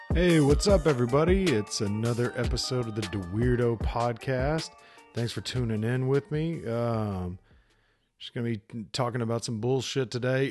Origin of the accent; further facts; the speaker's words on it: United States; as an American